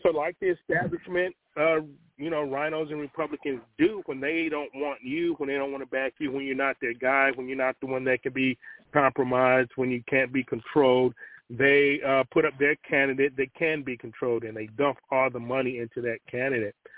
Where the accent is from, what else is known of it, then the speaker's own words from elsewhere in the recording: Cleveland, Ohio, United States; moved away as an adult; also born or lived in Virginia; Born and raised in Cleveland, Ohio, spent 27 years